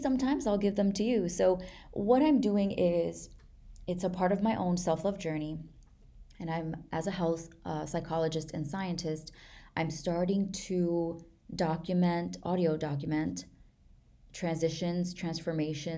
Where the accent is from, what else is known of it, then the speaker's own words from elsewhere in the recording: New York, United States; I'm from New York